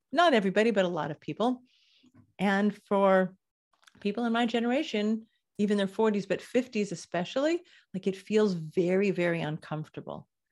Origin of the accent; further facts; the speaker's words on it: Los Angeles, California, United States; now in Israel; I grew up in Los Angeles